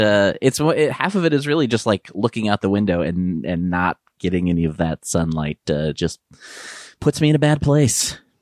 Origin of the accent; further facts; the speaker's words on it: Midwest, United States; growing up in the Midwest